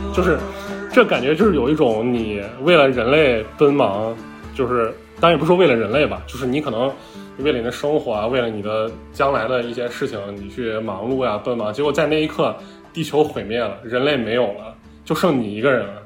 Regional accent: Northwest China, China; 我本身是一个 于田的老乡嘛，我是个西北人

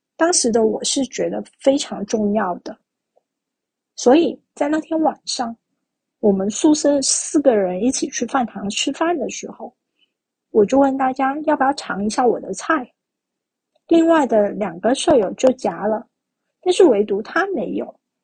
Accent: Guangdong, China; 我是一个广东人，然后现在的话是生活在佛山

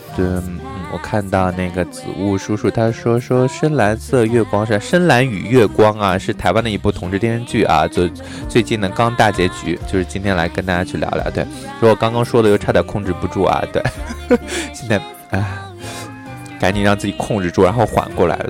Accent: northern China, China; 我就是北方人

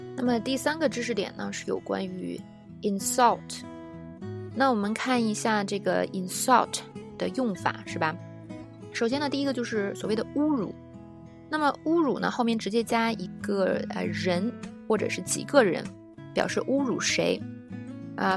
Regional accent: China; 作为中国人通常能比较了解

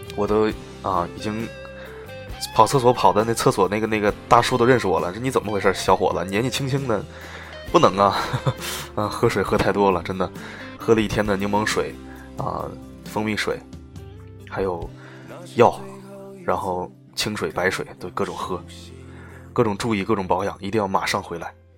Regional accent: China; 作为中国人

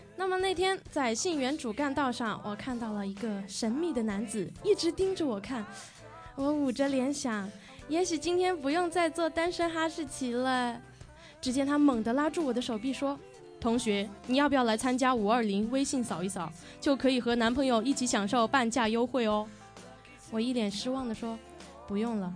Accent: Foshan, Guangdong, China; moved away; 其实有一半的童年都是在广东佛山度过的

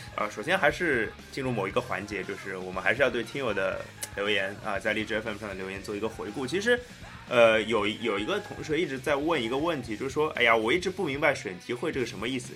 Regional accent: Shanghai, China; 我们上海人叫皮蛋

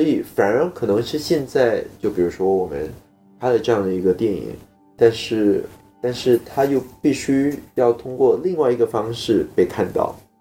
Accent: Singapore; 整个片场也只有我一个新加坡人

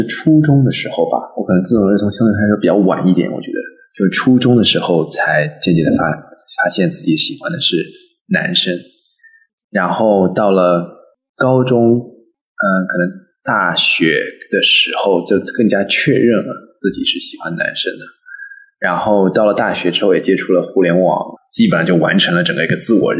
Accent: Suzhou, Jiangsu, China; 是来自苏州的

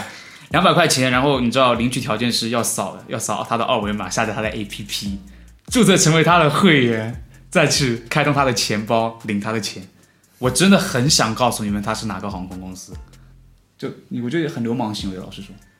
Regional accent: Ningbo, Zhejiang, China; 毕竟我是个宁波人。

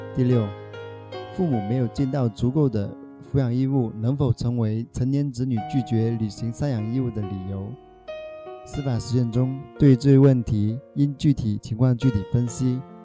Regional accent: Shaoguan, Guangdong, China; now in Dongguan, China; 我来自广东韶关

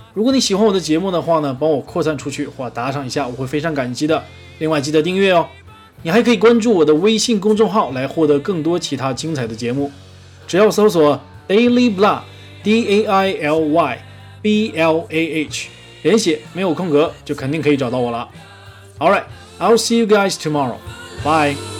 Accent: Northeast China, China; accent: Northeastern (Dongbei); 一张嘴都是我们东北大碴子味儿

